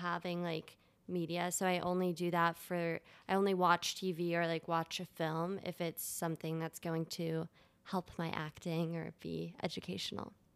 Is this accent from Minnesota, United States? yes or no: no; Delaware, United States; moved away; I grew up in Delaware, which is probably one of the worst states in the United